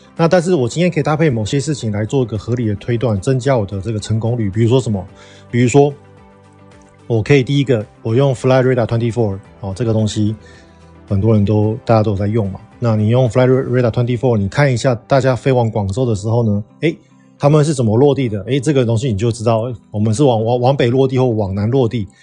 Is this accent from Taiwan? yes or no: yes; Taiwan; 我们台湾人去美国